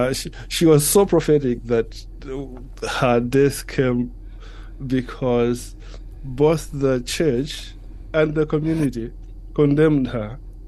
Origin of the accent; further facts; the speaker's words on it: Malawi; moved away as an adult; also born or lived in Switzerland / Germany / United States; now in United Kingdom; I am a Malawian, born and bred in Malawi. But I left Malawi quite a few years ago, having sensed a call to mission to Europe, actually.